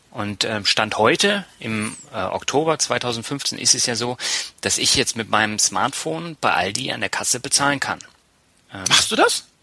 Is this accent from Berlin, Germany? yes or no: yes; Berlin, Germany; now in Lübeck, Germany; Ja, aber ich bin ja nicht in Norddeutschland groß geworden. Ich bin zwar